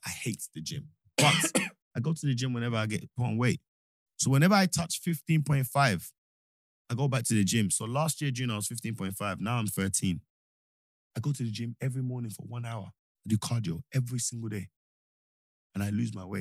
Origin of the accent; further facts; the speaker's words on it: Nigeria; now in United Kingdom; I'm a Nigerian first before anything. British, yes